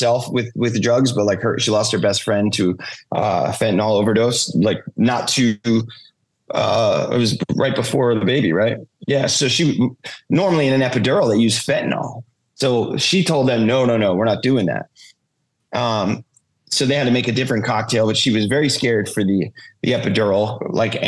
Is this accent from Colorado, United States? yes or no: no; Jackson, New Jersey, United States; now in Las Vegas, United States; I'm from Jackson.